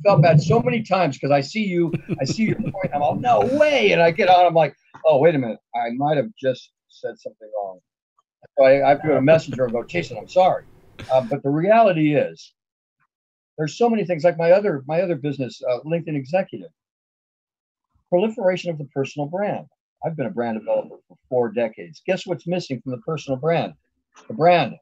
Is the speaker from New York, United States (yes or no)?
no; Los Angeles, California, United States; I grew up in the San Fernando Valley with Galpin Ford